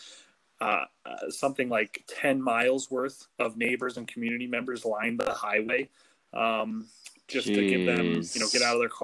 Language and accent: English; Fort Collins, Colorado, United States; moved away as an adult; now in Texas, United States; I'm originally from Fort Collins, Colorado. Grew up there